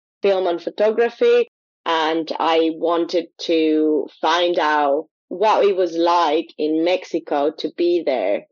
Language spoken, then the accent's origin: English; Quito, Pichincha, Ecuador; now in United Kingdom; being from Ecuador, growing up in Ecuador